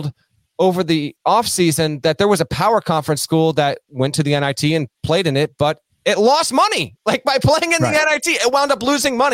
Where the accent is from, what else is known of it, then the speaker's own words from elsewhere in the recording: Vermont, United States; I grew up skiing in Vermont